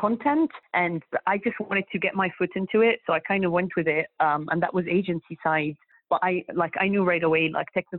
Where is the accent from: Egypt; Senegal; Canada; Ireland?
Egypt; moved away as an adult; now in United Kingdom; I'm from Egypt, so I studied that back when I was in Egypt. And then I moved to UK